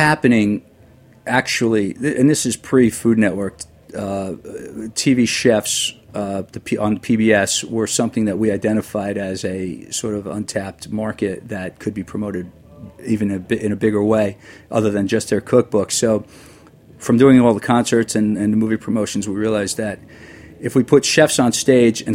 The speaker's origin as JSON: {"language": "English", "area": "Long Island", "region": "New York", "country": "United States", "tie": "born or raised there", "also_born_or_lived": "Manhattan, New York", "moved": "as an adult", "lives_now": "New Jersey, United States", "said": "I grew up on Long Island, lived in Manhattan for about 15 years, then, you know, moved to Jersey"}